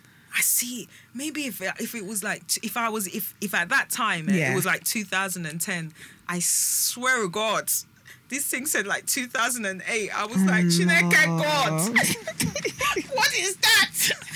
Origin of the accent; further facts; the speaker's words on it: United Kingdom; it's just because we're just British.